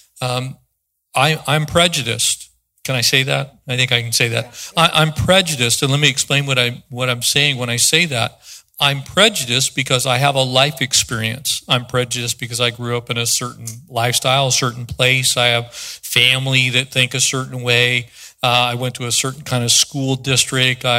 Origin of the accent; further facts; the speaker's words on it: East San Diego County, California, United States; I was born in San Diego County, grew up in East San Diego County